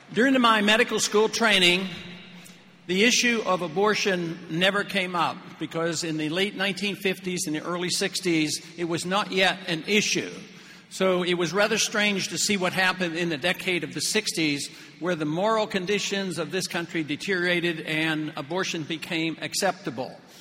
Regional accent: Pittsburgh, Pennsylvania, United States; I was raised in Pittsburgh

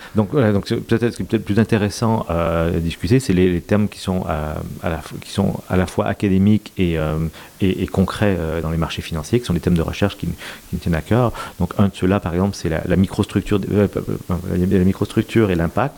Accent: Quebec, Canada; moved away as an adult; also born or lived in United States / Rome, Italy; now in Paris, France; même si je suis québécois d'avoir grandi, j'ai aussi euh, de, la famille en Belgique

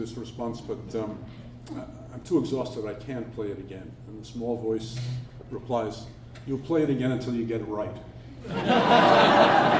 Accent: New York, United States; moved away as an adult; now in Cambridge, United States; I'm a New Yorker, and I've been at Harvard for 37 years, but I've always regarded Cambridge as the most distant suburb of New York.

